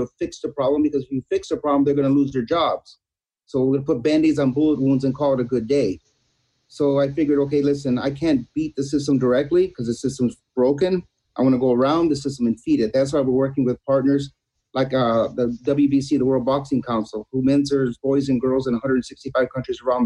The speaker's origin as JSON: {"language": "English", "town": "Los Angeles", "region": "California", "country": "United States", "tie": "born or raised there", "said": "I was born in East Los Angeles into poverty."}